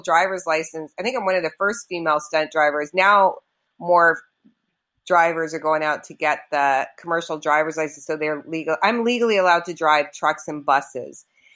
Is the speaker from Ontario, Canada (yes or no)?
yes; Toronto, Ontario, Canada; now in Los Angeles, United States; I grew up in Canada, in Toronto